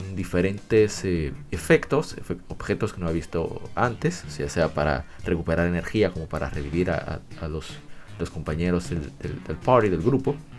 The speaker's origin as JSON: {"language": "Spanish", "country": "Dominican Republic", "said": "aquí en mi país, República Dominicana"}